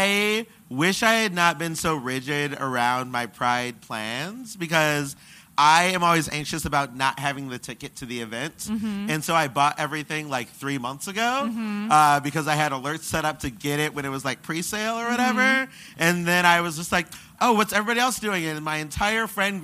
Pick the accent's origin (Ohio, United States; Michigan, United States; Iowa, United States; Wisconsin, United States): Michigan, United States; moved away; I am from Michigan, and one thing I don't miss about doing comedy in Michigan